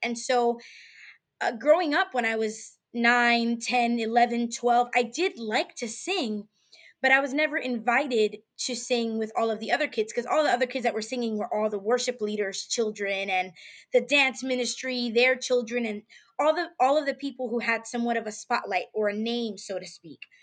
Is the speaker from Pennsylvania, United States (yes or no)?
no; New York City, New York, United States; moved away as an adult; now in Houston, United States; living in Houston, Texas, from New York, Bronx, New York